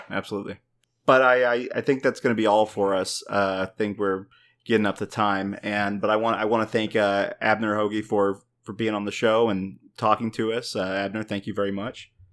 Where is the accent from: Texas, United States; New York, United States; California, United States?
Texas, United States; as a Texan